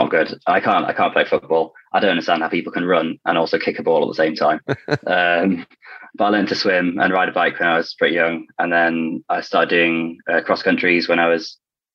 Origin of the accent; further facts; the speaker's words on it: Ilkley, Yorkshire and the Humber, United Kingdom; I grew up in Ilkley, just like north of Leeds.